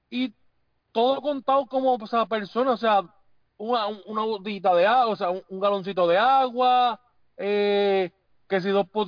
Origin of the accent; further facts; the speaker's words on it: Puerto Rico; O sea, yo soy puertorriqueño, yo no soy americano.